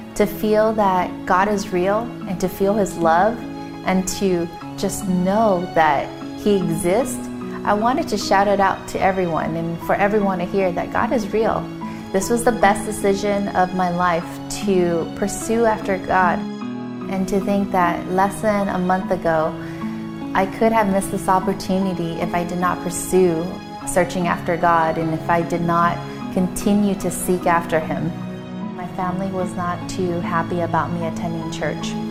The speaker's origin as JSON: {"language": "English", "town": "San Diego", "region": "California", "country": "United States", "tie": "born or raised there", "also_born_or_lived": "Cerritos, California", "said": "I grew up in San Diego, California."}